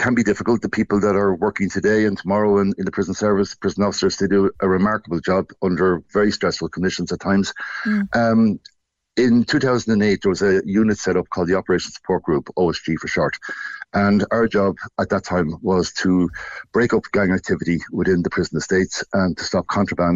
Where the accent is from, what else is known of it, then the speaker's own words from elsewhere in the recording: Portlaoise, Laois, Ireland; I grew up in Portlaoise, literally 400 metres up from the Portlaoise prison